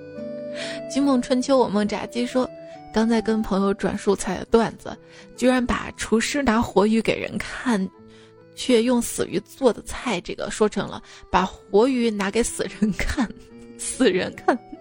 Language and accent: Chinese; Shaanxi, China; accent: Shaanxi dialect; 用我们陕西话说试火一下